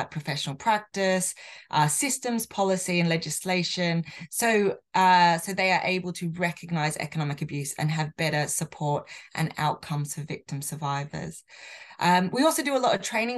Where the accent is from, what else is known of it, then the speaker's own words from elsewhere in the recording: Australia; now in United Kingdom; as an Australian citizen